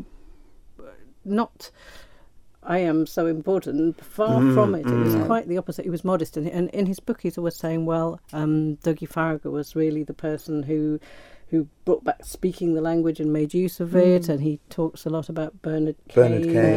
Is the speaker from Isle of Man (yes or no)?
yes; Isle of Man; ourselves as Manx people